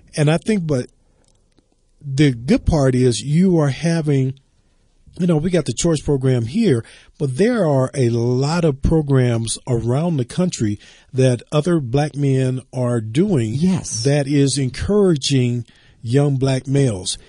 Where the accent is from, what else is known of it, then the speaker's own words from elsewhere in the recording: the South, United States; moved away; I grew up in the South yes. and I go home as often as I can.